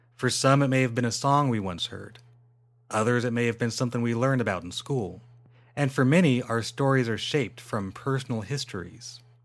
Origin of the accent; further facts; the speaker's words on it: Inland Empire, California, United States; I'm from the Inland Empire